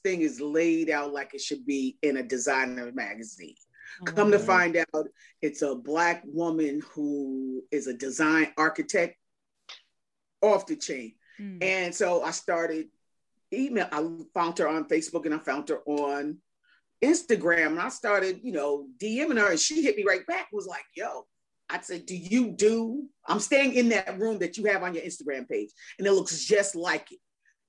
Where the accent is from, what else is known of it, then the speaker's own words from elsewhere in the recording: New Jersey, United States; Glad I grew up in Jersey.